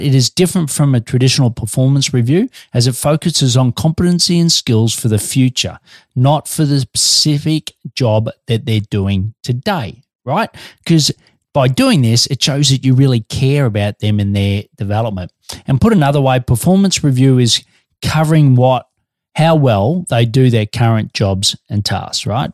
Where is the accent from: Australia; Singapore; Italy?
Australia; also born or lived in Melbourne, Australia